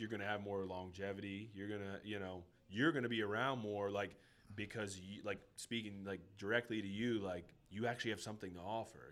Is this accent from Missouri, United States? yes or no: no; Schuylkill County, Pennsylvania, United States; moved away; first kind of got out of my hometown, like. You know, shout out to the Skook